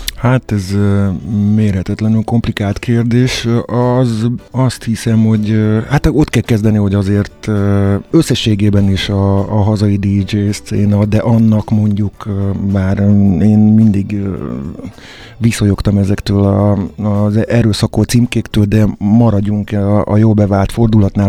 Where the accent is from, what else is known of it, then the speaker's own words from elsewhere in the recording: Csorna, Győr-Moson-Sopron, Hungary; moved away as an adult; now in Budapest, Hungary; Amikor én cseperedtem, akkor akkor Győr-Sopron éltem, egész konkrétan Csornán születtem